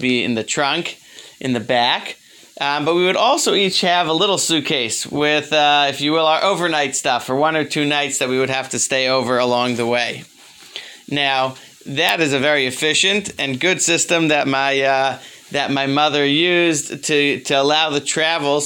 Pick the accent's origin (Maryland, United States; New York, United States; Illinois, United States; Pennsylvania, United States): Maryland, United States; Baltimore; When I was growing up, I grew up in Baltimore